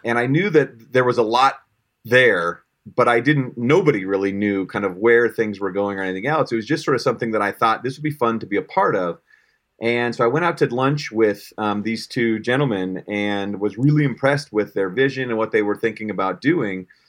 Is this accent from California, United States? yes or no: no; Colorado, United States; born and raised in Colorado